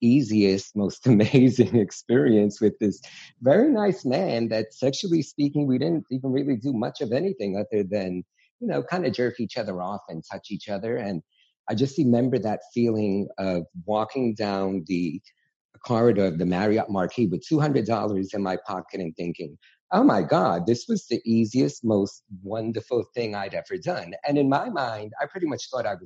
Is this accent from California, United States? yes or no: no; New York City, New York, United States; growing up in New York City